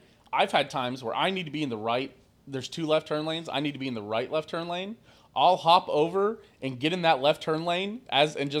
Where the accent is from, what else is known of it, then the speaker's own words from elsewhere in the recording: Missouri, United States; moved away; I'm from Missouri